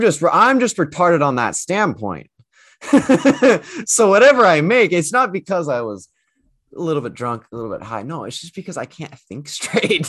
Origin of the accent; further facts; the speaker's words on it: United States; moved away; I'm actually from the States.